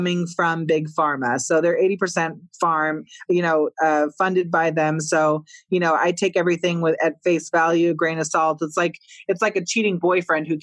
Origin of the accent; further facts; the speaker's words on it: San Diego, California, United States; San Diego, where I finished high school